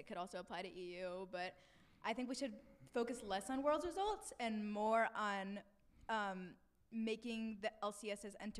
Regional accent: Georgia, United States; I'm from Georgia. I live in a suburb of Atlanta, but I'm in Orlando.

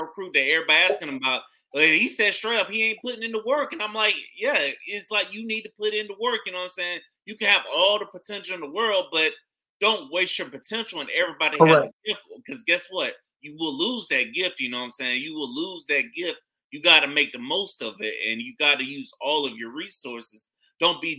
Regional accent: St. Petersburg, Florida, United States; I'm from St. Pete

